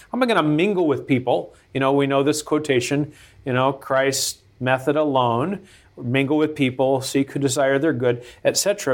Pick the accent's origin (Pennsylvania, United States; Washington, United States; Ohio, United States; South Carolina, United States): Washington, United States; Seattle; moved away as an adult; also born or lived in Lebanon; I was born in Seattle, Washington